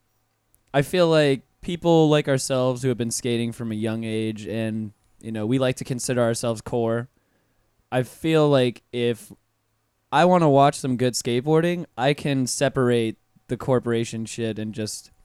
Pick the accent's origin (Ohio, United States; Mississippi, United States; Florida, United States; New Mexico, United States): Florida, United States; Pensacola; moved away; I'm from North Florida originally. I'm from Pensacola, and it's like a 10-minute drive away from Alabama state lines.